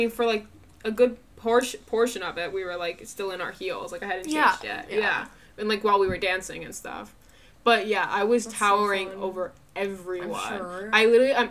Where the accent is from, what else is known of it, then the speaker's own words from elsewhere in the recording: United States; accent: American; I was the only American there. My accent could be heard from a mile away.